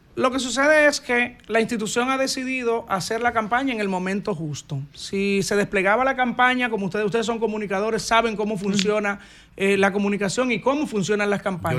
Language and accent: Spanish; San José de Ocoa, Dominican Republic; mi campo, que amo, mi patria chica